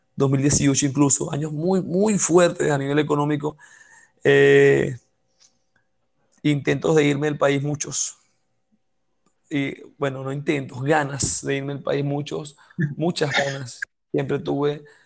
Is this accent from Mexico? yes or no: no; Venezuela; como venezolanos